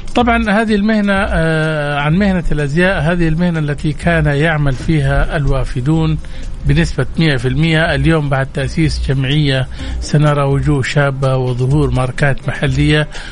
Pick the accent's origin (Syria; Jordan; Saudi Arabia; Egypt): Saudi Arabia; احنا كسعوديين وكخليجيين